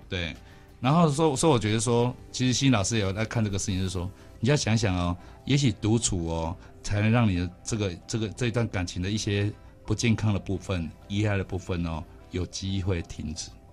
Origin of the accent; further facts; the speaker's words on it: Kaohsiung, Taiwan; 我是高雄人， 高雄人真的很多人不会卷舌